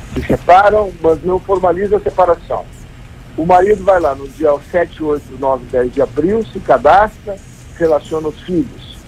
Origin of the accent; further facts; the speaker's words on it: Gaúcho, Rio Grande do Sul, Brazil; Eu como gaúcho